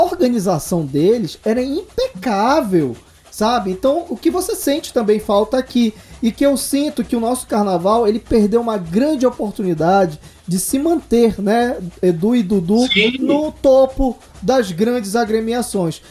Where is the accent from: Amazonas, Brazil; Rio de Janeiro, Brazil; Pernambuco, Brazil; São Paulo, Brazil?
Amazonas, Brazil; Manaus; eu sou de Manaus